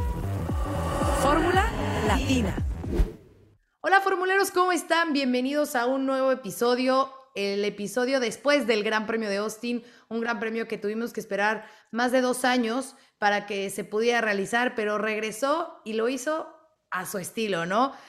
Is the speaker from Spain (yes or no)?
no; Mexico; somos mexicanos